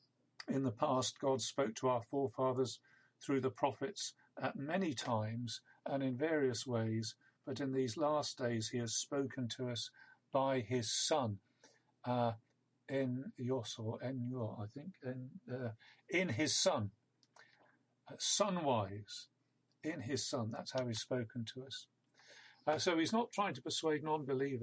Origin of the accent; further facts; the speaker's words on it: Isle of Wight, South East England, United Kingdom; I grew up on the Isle of Wight